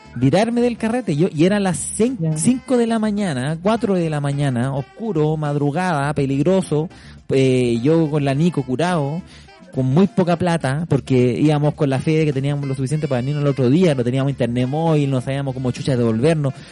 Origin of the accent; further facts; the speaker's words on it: Puente Alto, Santiago Metropolitan Region, Chile; yo de Puente Alto en ese momento